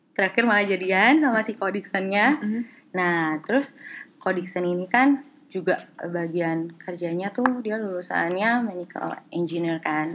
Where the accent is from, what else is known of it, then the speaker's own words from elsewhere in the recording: Jakarta, Indonesia; moved away as an adult; also born or lived in Taichung, Taiwan; now in Taiwan; aku dari Jakarta